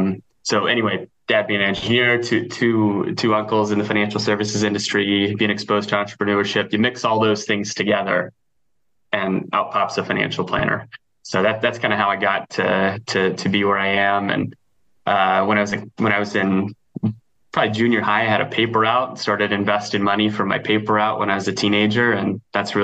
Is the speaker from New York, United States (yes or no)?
no; Nebraska, United States; I grew up in Nebraska